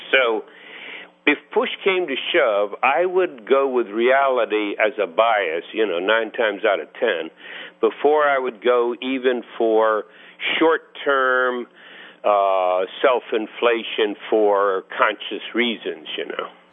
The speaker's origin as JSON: {"language": "English", "region": "East Coast", "country": "United States", "also_born_or_lived": "Santa Cruz", "moved": "yes", "said": "I come from the East Coast"}